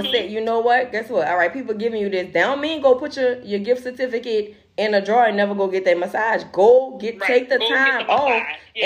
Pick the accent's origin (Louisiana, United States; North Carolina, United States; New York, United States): Louisiana, United States; New Orleans; we're from New Orleans